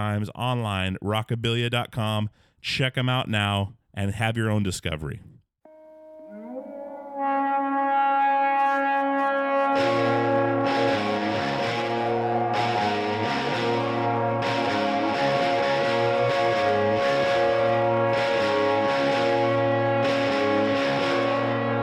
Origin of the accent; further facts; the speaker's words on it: Alaska, United States; growing up in Alaska, back in the woods where there was no internet